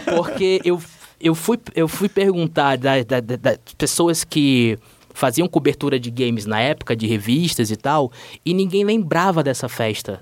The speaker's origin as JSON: {"language": "Portuguese", "town": "Manaus", "region": "Amazonas", "country": "Brazil", "tie": "born or raised there", "moved": "yes", "lives_now": "São Paulo, Brazil", "said": "Eu sou de Manaus. E, é, coincidentemente, a casa onde eu morava lá em Manaus ficava 10 minutos da fábrica da Tectoy"}